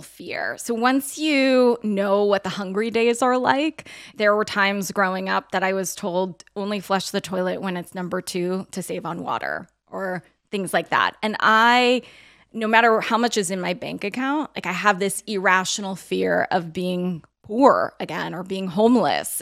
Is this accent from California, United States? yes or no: yes; outside of Los Angeles, California, United States; my family, we grew up outside of Los Angeles